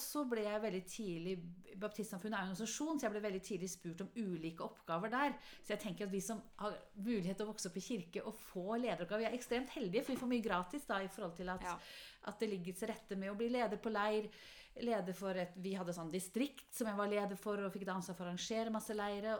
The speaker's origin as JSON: {"language": "Norwegian", "town": "Halden", "region": "Østfold", "country": "Norway", "tie": "born or raised there", "also_born_or_lived": "Ålgård", "moved": "yes", "lives_now": "Oslo, Norway", "said": "vokste jeg opp i Halden"}